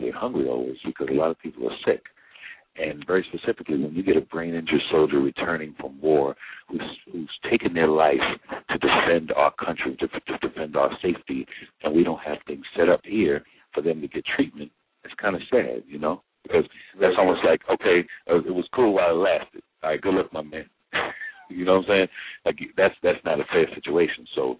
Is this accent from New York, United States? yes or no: yes; New York, United States; I'm a New Yorker